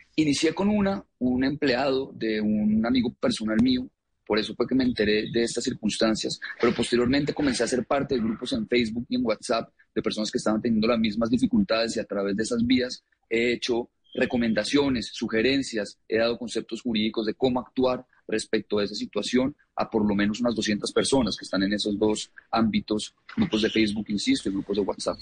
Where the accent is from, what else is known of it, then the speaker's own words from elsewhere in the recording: Colombia; yo soy colombiano